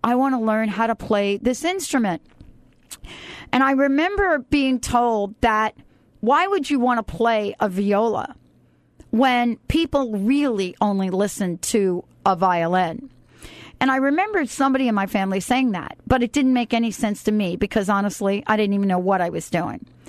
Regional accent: New York City, New York, United States; I grew up in the Bronx and I went to junior high school 101. And I think about those days and growing up in New York City.

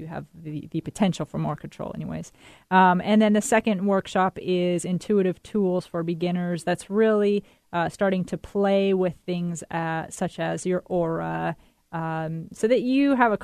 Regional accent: Methow Valley, eastern Washington, United States; moved away; out in the beautiful Methow Valley, which is in eastern Washington, my hometown where I grew up

